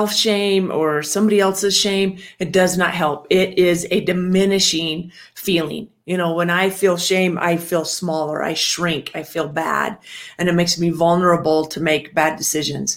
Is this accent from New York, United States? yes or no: no; Washington, United States; I grew up in Washington